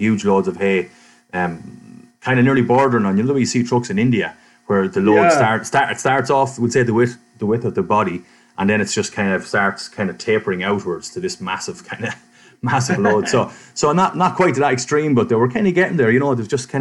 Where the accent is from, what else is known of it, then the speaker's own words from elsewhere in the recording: Ireland; I was from Ireland